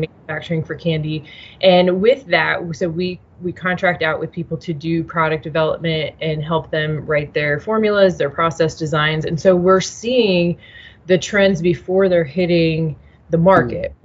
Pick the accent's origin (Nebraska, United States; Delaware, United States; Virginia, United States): Nebraska, United States; moved away as an adult; also born or lived in Chicago; I'm originally from Nebraska. I was living in Chicago